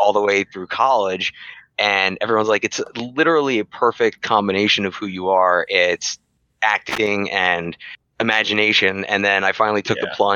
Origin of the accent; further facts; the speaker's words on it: East Coast, United States; moved away; I'm originally from the East Coast